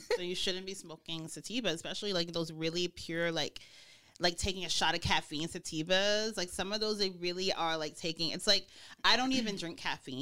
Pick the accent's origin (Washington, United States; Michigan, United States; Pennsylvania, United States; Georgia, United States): Georgia, United States; Snellville; also born or lived in Mississippi; I'm from Georgia. Mm. So I was born in Mississippi, but I grew up in Georgia and Mississippi-ish. I'm a Southern girl